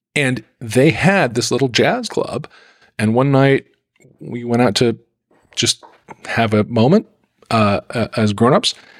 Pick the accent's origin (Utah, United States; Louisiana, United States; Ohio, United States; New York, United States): Utah, United States; Salt Lake City; I grew up in Salt Lake City